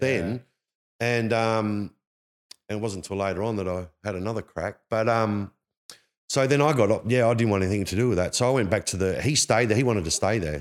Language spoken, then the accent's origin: English; Perth, Western Australia, Australia; This is where I was, that's where I grew up in Perth